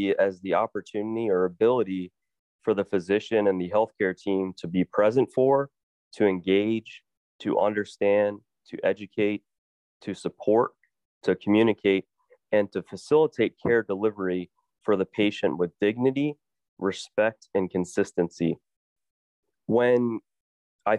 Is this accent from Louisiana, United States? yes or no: yes; New Orleans, Louisiana, United States; moved away as an adult; also born or lived in Rhode Island / Iowa / Southeast Missouri; now in Missouri, United States; I'm originally from New Orleans, Louisiana.